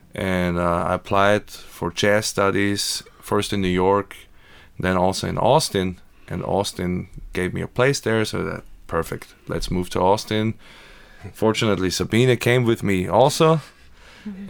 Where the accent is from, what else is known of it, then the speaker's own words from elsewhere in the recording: Graz, Styria, Austria; now in United States; So I grew up in Austria in Graz. That's in the south part.